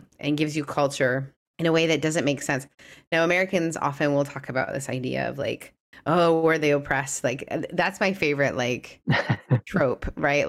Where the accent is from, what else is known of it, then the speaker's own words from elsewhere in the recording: Canada; I couldn't talk about my faith in a lot of public spaces growing up in Canada